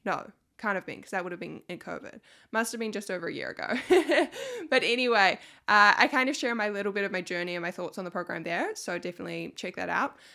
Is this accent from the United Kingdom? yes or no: no; New Zealand; I'm from New Zealand